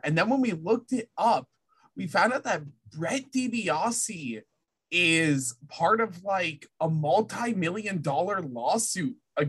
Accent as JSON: {"language": "English", "area": "French part of Canada", "region": "Quebec", "country": "Canada", "said": "I'm Canadian. I need to point this out. I am from Canada. I'm from the French part of Canada, y'all."}